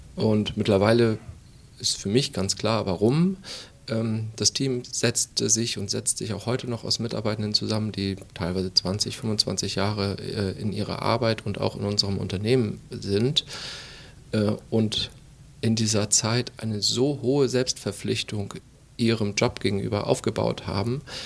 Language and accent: German; Schleswig-Holstein, Germany; moved away; also born or lived in Mecklenburg-Vorpommern; Bin gebürtiger Schleswig-Holsteiner